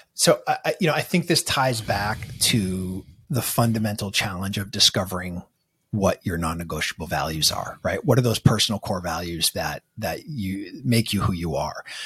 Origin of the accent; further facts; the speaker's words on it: Manchester, New Hampshire, United States; grew up in this sort of small, cold uh, little town where all of our liquor stores are off the highway. Uh, it's in uh, Manchester, New Hampshire